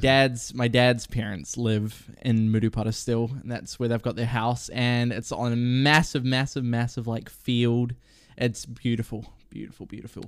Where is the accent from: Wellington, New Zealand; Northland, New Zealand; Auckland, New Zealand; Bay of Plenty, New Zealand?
Bay of Plenty, New Zealand; Murupara; also born or lived in Rotorua; I was born in Rotorua. I grew up, grew up in, like, the, a, a little town called Murupata